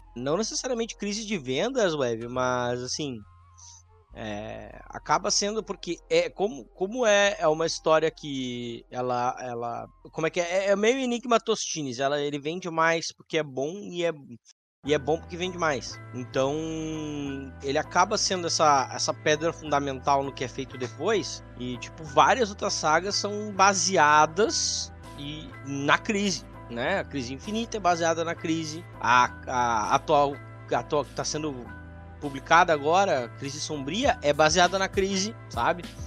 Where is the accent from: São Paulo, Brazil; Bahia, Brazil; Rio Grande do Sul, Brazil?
Rio Grande do Sul, Brazil; Canoas; nós três aqui somos de Porto Alegre, região metropolitana. Então nós vamos gravar na, na minha cidade, na minha Canoas